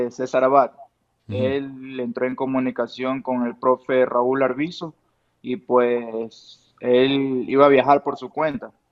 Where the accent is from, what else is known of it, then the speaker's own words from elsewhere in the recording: Ecuador; now in Tijuana, Mexico; Salimos de Ecuador, de Ecuador y nos fuimos a Tijuana sin pensarlo dos veces y a ver qué pasa.